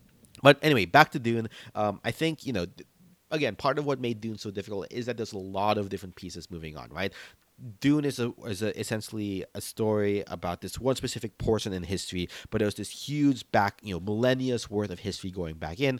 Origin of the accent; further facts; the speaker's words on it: Philippines; being Filipino, I was definitely hyped to read some pieces about how they're incorporating Filipino martial arts in the fighting scenes here